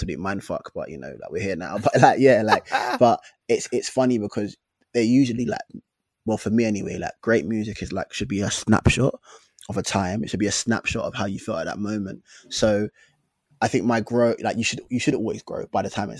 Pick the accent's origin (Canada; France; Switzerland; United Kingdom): United Kingdom; London; we're from London. We're from different parts of London